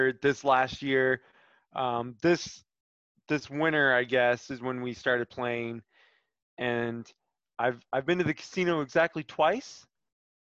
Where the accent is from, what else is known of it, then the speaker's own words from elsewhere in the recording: Kansas City, United States; Kansas City, my hometown